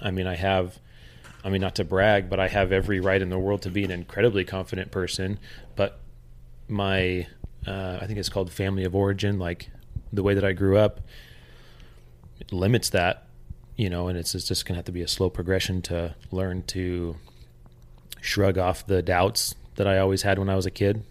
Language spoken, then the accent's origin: English; Oregon, United States; also born or lived in California; When we moved from California to Oregon, um, my parents fell into some significant financial trouble. And so my entire growing up from about the age of 10 until uh, I moved out when I was uh, 18